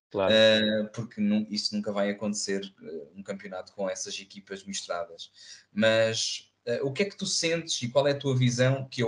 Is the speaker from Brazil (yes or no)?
no; Portugal; sabem que eu sou português, sabem que eu sou europeu